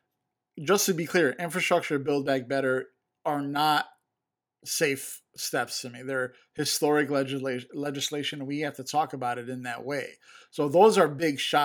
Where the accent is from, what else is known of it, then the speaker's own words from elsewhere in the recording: Chicago, Illinois, United States; I'm from Chicago